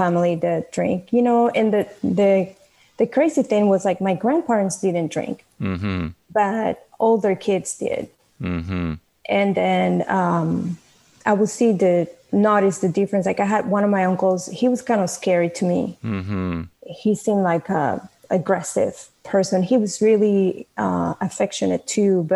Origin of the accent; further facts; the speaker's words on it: Venezuela; moved away as an adult; now in United States; I was born in Venezuela.